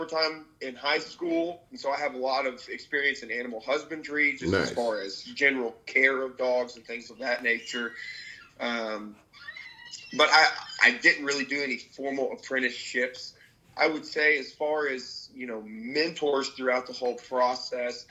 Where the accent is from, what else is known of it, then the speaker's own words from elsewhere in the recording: Dallas, Texas, United States; moved away as an adult; I was born and raised in Dallas, Texas. I lived there until I was 18